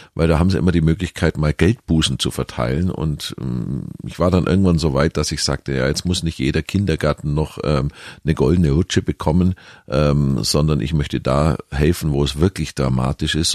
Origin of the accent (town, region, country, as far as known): Kempten, Bavaria, Germany; born or raised there; accent: Allgäuerisch